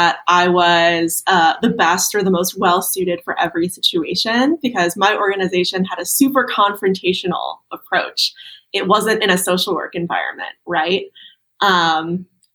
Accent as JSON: {"language": "English", "region": "Texas", "country": "United States", "also_born_or_lived": "Boston, Massachusetts", "said": "I am from Texas"}